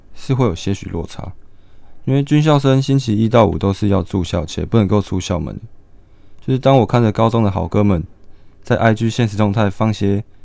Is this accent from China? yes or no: no; Hualien, Hualien County, Taiwan; 我从小也是从花莲成长，是一个道地的花莲人